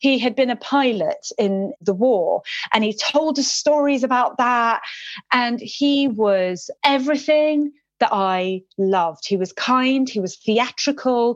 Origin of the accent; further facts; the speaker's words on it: London, United Kingdom; English is a second language; I went to a school called Montpelier in Ealing, my primary school